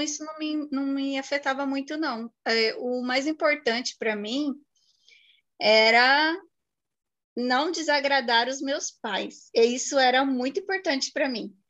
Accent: Guaratinguetá, São Paulo, Brazil; E eu nasci aqui, depois morei quatro anos em São Paulo e voltei para Guará

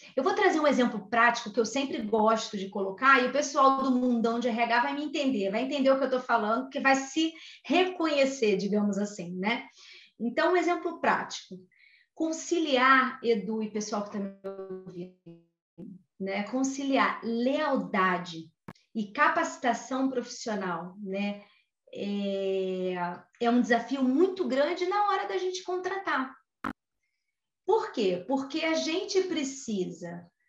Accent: Rio de Janeiro, Brazil; natural do Rio de Janeiro. Acho que vocês já perceberam o meu sotaque, né?

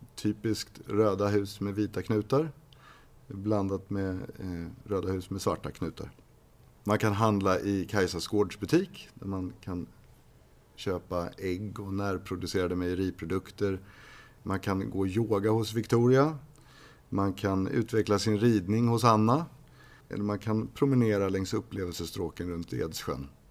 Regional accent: Upplands Väsby, Stockholm County, Sweden; also born or lived in Uppsala; Jag är uppväxt i Väsby.

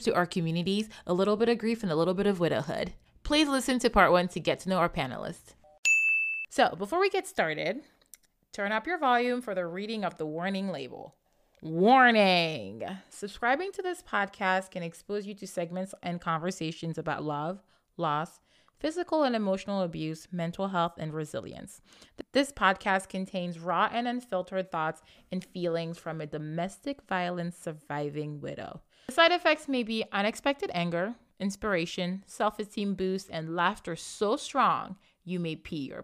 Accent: Libreville, Estuaire, Gabon; now in United States; I'm from Central Africa. Randy and I are born in Libreville, Gabon.

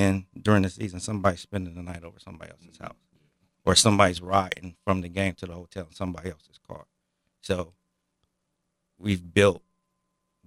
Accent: Dayton, Ohio, United States; now in Piqua, United States; I grew up in Dayton

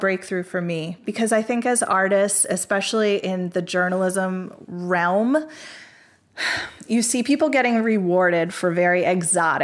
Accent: Coatesville, Pennsylvania, United States; my hometown, Coatesville, Pennsylvania

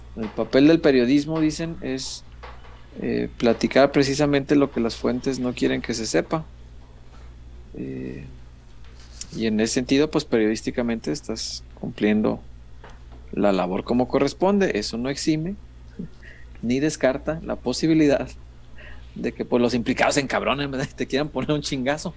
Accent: Guadalajara, Jalisco, Mexico; soy tapatío, a mucha honra

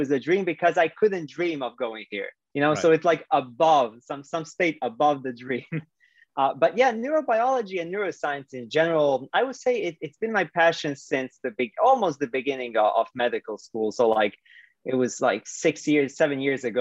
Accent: Split, Split-Dalmatia County, Croatia; moved away; my hometown, Split, Croatia

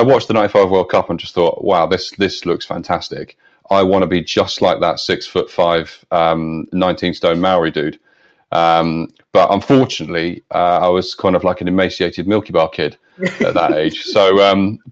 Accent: London, United Kingdom; I was born in Clapham

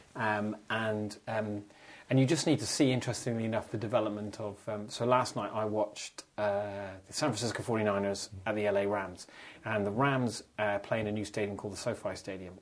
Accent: Ireland; speaking as an Irishman

